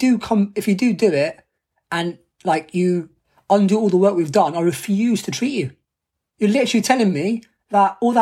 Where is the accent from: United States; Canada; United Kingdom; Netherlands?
United Kingdom; London; I'm from London. So like, it's my home city's Paralympic Games.